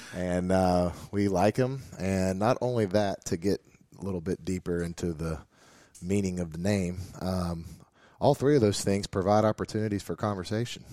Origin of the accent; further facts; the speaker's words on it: North Carolina, United States; moved away as an adult; now in West Virginia, United States; I grew up in North Carolina